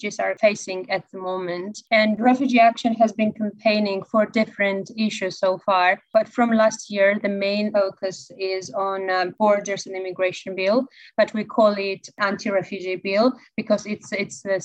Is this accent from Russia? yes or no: no; Georgia; now in United Kingdom; I'm originally from Georgia. I'm a refugee myself